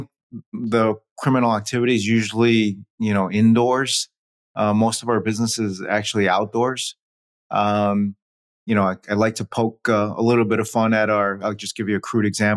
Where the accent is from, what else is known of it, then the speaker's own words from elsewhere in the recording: New York City, New York, United States; I was born in New York City